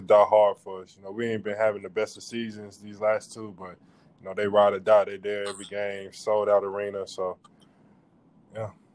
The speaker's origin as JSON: {"language": "English", "town": "Atlanta", "region": "Georgia", "country": "United States", "said": "I'm from Atlanta."}